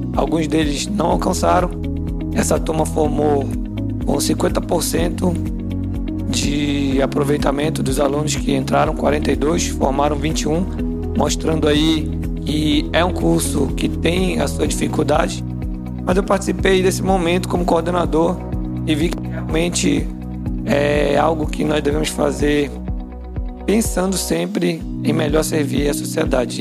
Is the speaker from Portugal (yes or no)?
no; Outeiro Island, Pará, Brazil; Na minha infância, eu morei na Ilha do Oteiro